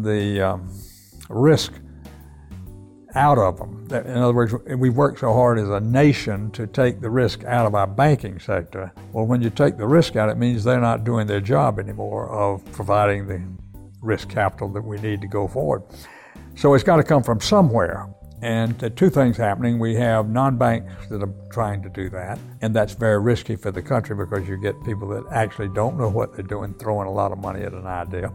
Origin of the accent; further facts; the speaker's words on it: South Carolina, United States; now in Charlotte, United States; I thought of myself as a Southerner. Not, and maybe a South Carolinian.